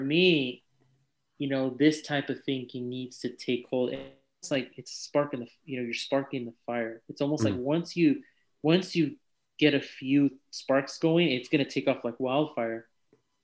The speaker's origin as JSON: {"language": "English", "town": "Union City", "region": "California", "country": "United States", "tie": "born or raised there", "also_born_or_lived": "San Leandro, California / Fremont, California", "moved": "as an adult", "lives_now": "Ohio, United States", "said": "I grew up in Silicon Valley"}